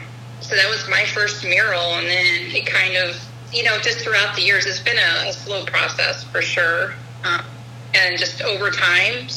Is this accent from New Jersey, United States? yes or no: no; St. Louis, Missouri, United States; now in O'Fallon, United States; I grew up in St. Louis.